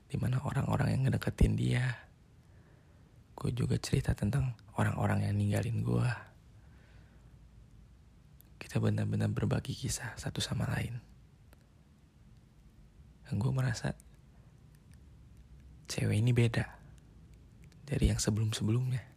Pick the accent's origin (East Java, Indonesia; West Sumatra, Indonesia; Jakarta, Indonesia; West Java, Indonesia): West Java, Indonesia; Bandung; Gue jauh, gue orang Bandung, sedangkan dia orang Surabaya.